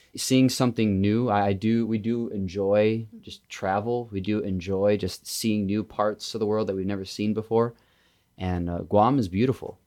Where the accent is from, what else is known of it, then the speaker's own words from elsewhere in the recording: Indiana, United States; moved away as an adult; also born or lived in Wisconsin; I've lived in Wisconsin for the past seven years, but I grew up in Indiana.